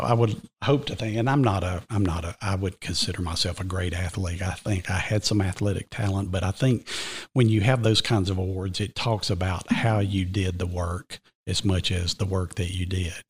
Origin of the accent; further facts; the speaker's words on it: Cartersville, Georgia, United States; accent: Georgian brogue; now in Cherokee County, United States; I was raised just west of here in Cartersville, but I came to Reinhardt as an eighteen-year-old freshman and literally never left the county